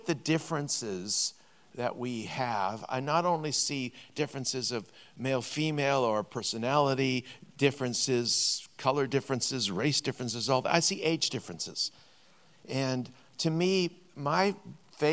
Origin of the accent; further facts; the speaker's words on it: Vancouver, British Columbia, Canada; We're both from Vancouver.